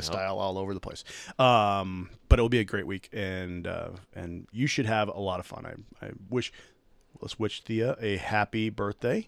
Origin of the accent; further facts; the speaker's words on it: Minnesota, United States; being a Minnesotan